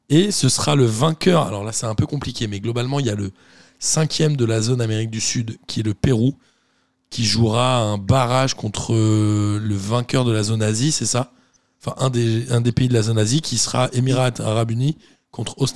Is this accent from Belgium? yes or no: yes; Belgium; Tout compte quand on est belge.